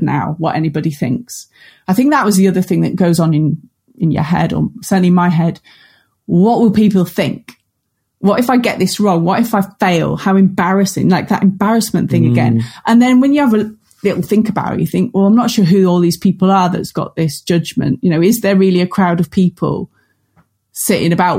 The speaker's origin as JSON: {"language": "English", "area": "Cumbria", "region": "North West England", "country": "United Kingdom", "also_born_or_lived": "Luton", "moved": "as an adult", "said": "I'm from Cumbria, off a farming background"}